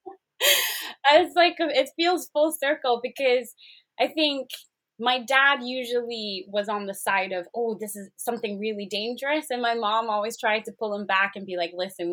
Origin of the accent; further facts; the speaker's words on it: Zimbabwe; moved away as an adult; also born or lived in South Africa / Botswana; now in United Kingdom; When I was growing up in Zimbabwe, most school holidays, we'd probably be out on the lake or at a safari park